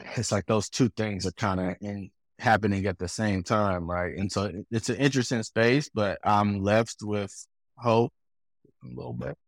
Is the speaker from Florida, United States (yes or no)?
no; Durham, North Carolina, United States; I'm from Durham